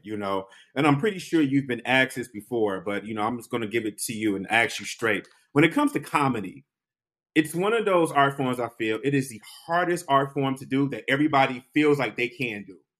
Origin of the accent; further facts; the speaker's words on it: Detroit, Michigan, United States; moved away; also born or lived in New York; I'm a Detroit native